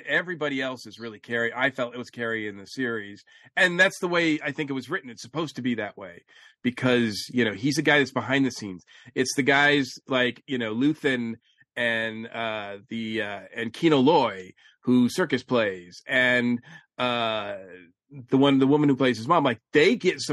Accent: Massachusetts, United States; I'm from Massachusetts

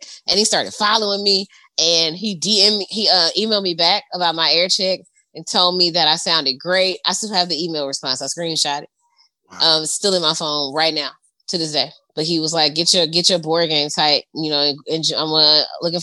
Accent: Shreveport, Louisiana, United States; moved away; also born or lived in Toledo; I'm from Shreveport. Like, I need you to understand that, like, I'm not from here. I'm from down there.

